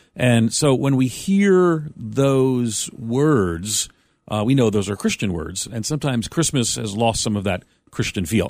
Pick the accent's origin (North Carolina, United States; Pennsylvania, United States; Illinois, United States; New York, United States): New York, United States; Long Island; I grew up on Long Island as a Roman Catholic